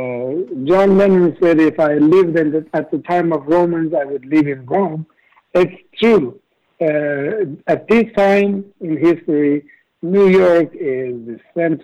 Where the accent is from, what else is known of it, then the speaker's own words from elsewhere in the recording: Tehran, Tehran Province, Iran; also born or lived in Hollywood, Los Angeles, United States; now in Los Angeles, United States; Growing up in Iran